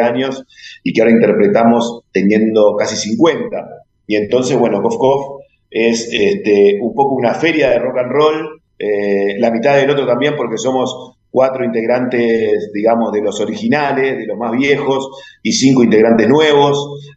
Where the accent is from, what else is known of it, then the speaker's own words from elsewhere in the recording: Uruguay; como muchos uruguayos